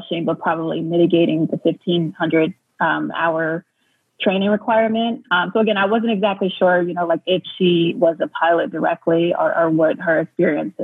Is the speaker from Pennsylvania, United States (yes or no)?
yes; Harrisburg, Pennsylvania, United States; I live in Harrisburg, PA, and I'm actually originally from the area